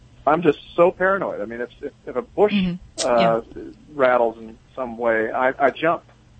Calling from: Solvang, California, United States; I'm calling from Solvang, California, just down the road from you guys.

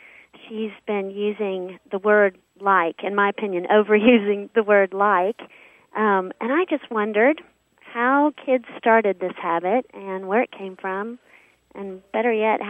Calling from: Fort Worth, Texas, United States; I'm calling from Fort Worth, Texas.

